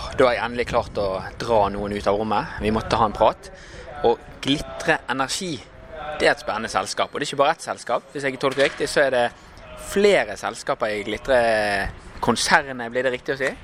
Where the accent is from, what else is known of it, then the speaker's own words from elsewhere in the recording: Bergen, Vestland, Norway; vi er bergensere